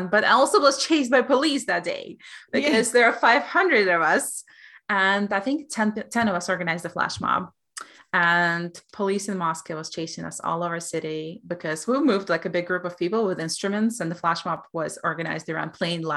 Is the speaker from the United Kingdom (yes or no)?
no; Belarus; now in upstate New York, United States; I'm from Belarus